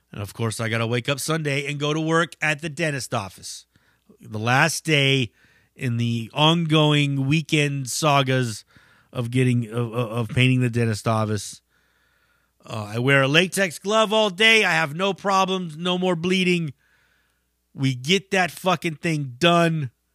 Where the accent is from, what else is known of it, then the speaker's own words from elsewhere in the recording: Bay Area, California, United States; We're from the Bay Area